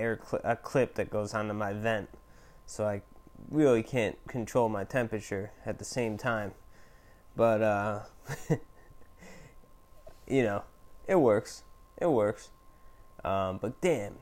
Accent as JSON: {"language": "English", "region": "Illinois", "country": "United States", "also_born_or_lived": "New York", "moved": "as an adult", "lives_now": "Milwaukee, United States", "said": "I'm from Illinois, but I moved to New York for like 10 years."}